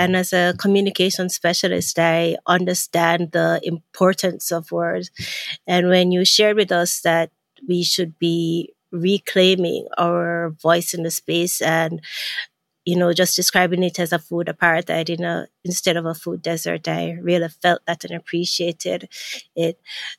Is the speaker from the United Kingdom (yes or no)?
no; Jamaica; And I'm from Jamaica, so Jamaica, Latin America, the Caribbean.